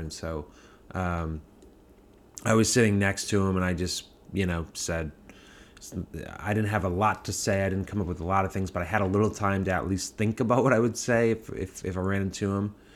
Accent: Massachusetts, United States; moved away; also born or lived in New York; growing up in Massachusetts and being in New York

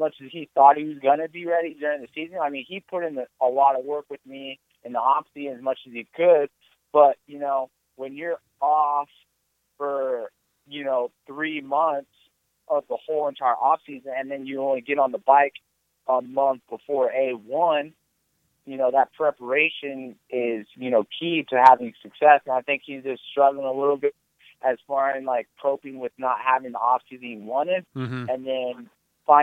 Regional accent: California, United States; I was born and raised in California

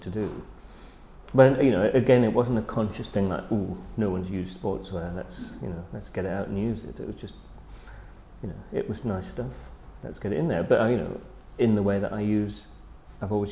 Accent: United Kingdom; I am very British

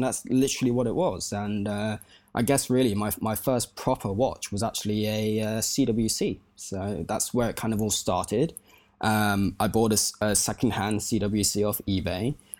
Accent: Cyprus; I was growing up in Cyprus at the time, so I'm now working in Cyprus, but I was also growing up in Cyprus.

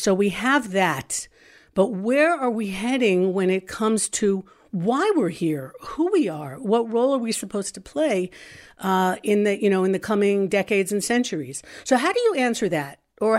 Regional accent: Los Angeles, California, United States; Los Angeles.

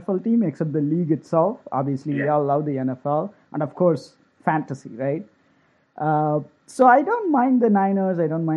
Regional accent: Chennai, Tamil Nadu, India; moved away; also born or lived in Arizona; Grew up in Chennai as a huge cricket fan back in the day.

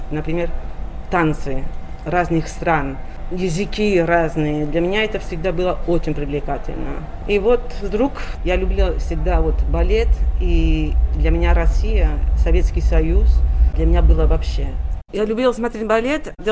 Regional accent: Sabadell, Catalonia, Spain; родилась в городе Сабадель. Находится Сабадель 23 километра от Барселоны, то есть недалеко от Барселоны. И я детство провела в Сабаделе, и уже подростком стала приезжать очень часто все выходные практически в Барселону

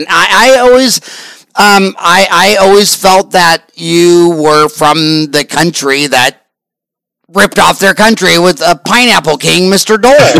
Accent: Canada; I go, no, I'm Canadian.

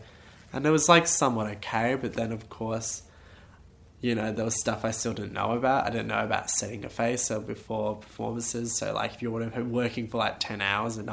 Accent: Perth, Western Australia, Australia; growing up in Perth

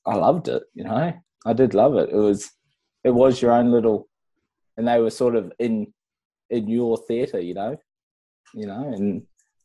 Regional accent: Whangaparaoa, Auckland, New Zealand; I grew up in Whangaparoa in New Zealand

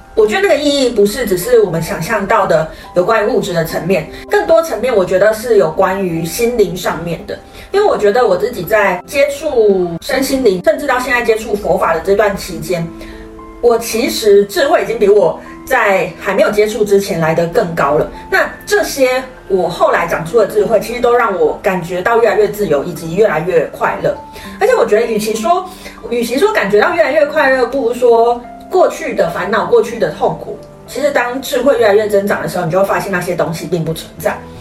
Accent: Kaohsiung, Taiwan; moved away; 因为我是高雄人嘛

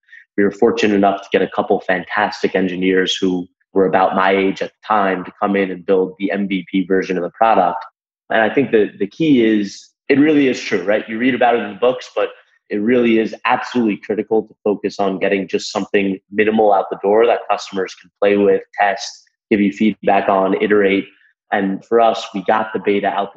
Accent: Long Island, Nassau County, New York, United States; I grew up in Long Island on the North Shore in Nassau County

